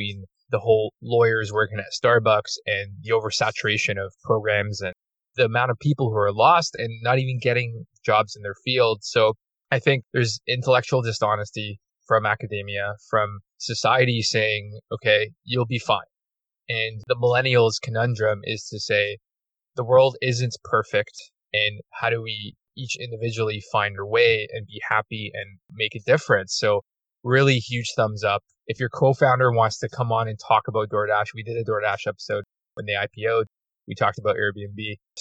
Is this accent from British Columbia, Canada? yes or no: no; Toronto, Ontario, Canada; we're basically borderline outskirts of Toronto, at least where I'm from. And I was born in Toronto